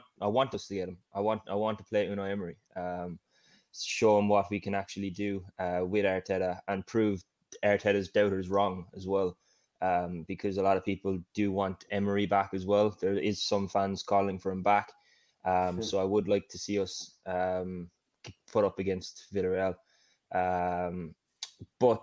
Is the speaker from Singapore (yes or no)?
no; Ireland; Being Irish